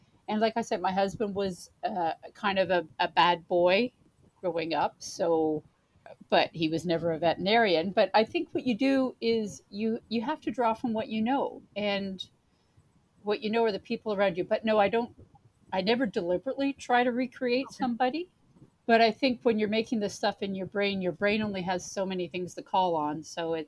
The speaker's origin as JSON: {"language": "English", "town": "Brockville", "region": "Ontario", "country": "Canada", "tie": "born or raised there", "also_born_or_lived": "Winnipeg / Toronto", "moved": "as an adult", "said": "I grew up in Brockville"}